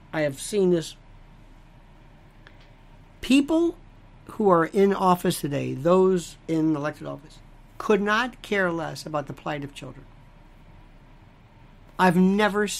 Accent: United States; I am an American

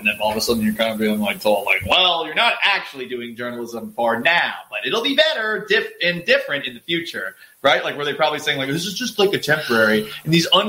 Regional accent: Boston, Massachusetts, United States; I grew up in Boston.

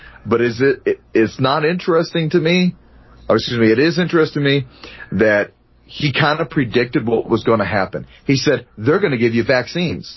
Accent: United States; as an American veteran, as a military veteran

